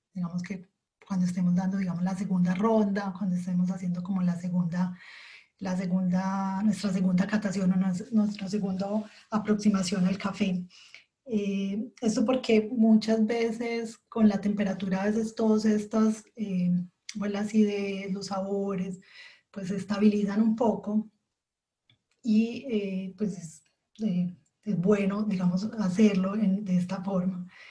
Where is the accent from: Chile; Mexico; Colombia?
Colombia; now in Switzerland; soy colombiana y ahora estoy viviendo en Suiza